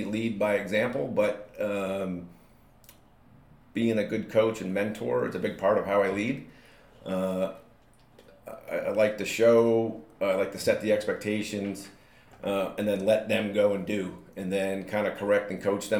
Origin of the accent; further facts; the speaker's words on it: North Andover, Massachusetts, United States; also born or lived in Chicago, Illinois / Vermont; I was born in Chicago, lived there for 4 years, and then he wanted to get back east. I lived in Vermont for 6 years, and then when I was 10, that's when we moved to North Andover